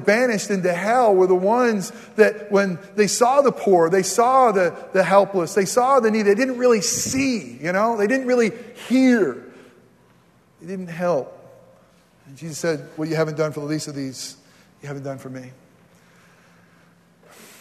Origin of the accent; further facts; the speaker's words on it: New York, United States; moved away; my home state's New York